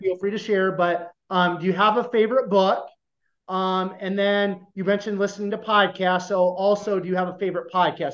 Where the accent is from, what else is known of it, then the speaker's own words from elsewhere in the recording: Iowa, United States; I grew up in a small town, less than five thousand people in Iowa